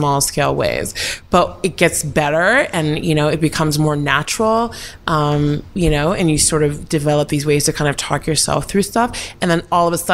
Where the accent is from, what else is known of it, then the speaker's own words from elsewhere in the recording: New York, United States; I'm from New York.